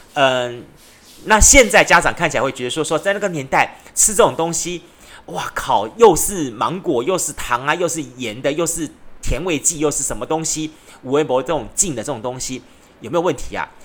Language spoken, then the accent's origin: Chinese; Taiwan; 不管是在我们台湾的，像台南的、高雄的